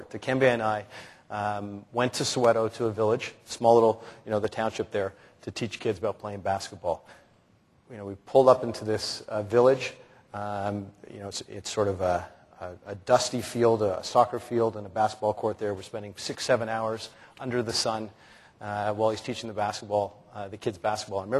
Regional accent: Canada; Well, as I said before, I mean, for me, uh, being Canadian, and I think probably the proudest moment for me was my first year at the Grey Cup.

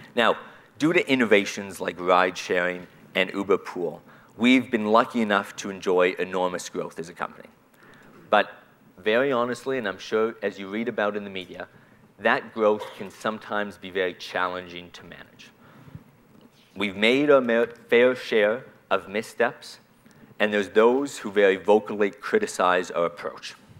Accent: Canada; as a Canadian

